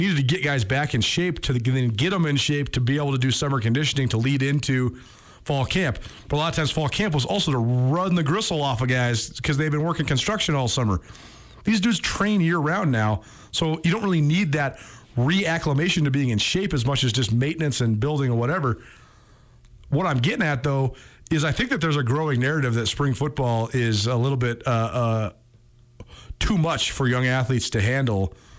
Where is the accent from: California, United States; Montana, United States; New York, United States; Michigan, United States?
Montana, United States; Missoula; ever since we were kids growing up in Missoula.